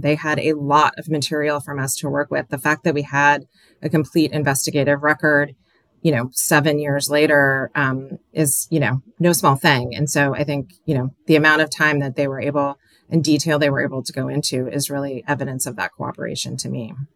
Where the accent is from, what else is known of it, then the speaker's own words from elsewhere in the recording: Aloha, Oregon, United States; moved away as an adult; also born or lived in Portland, Oregon / New York / Washington; I'm from Oregon, but I live in New York or I live in Washington